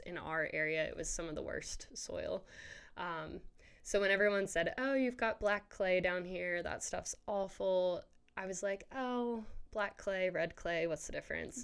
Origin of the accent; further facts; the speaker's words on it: Maryland, United States; moved away as an adult; now in Waco, United States; we're originally from Maryland